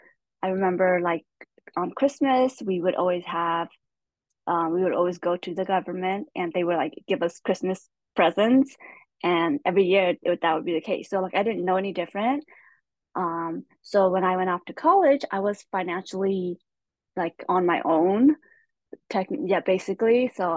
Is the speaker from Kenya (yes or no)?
no; Stockton, California, United States; first language Hmong; English is a second language; moved away as an adult; also born or lived in Thailand / Shingle Springs, California; But we were able to apply, and we were able to come to Stockton, California, so that's actually where I grew up.